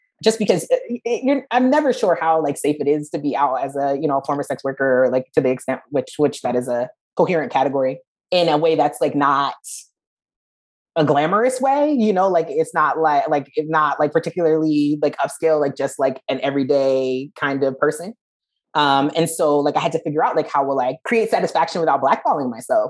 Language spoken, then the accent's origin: English; New Jersey, United States; I'm from New Jersey